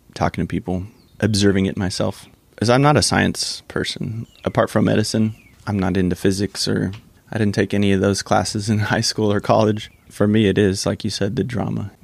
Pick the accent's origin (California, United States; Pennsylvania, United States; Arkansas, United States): California, United States; moved away as an adult; also born or lived in San Diego; now in Central Texas, United States; my 20 years of living in California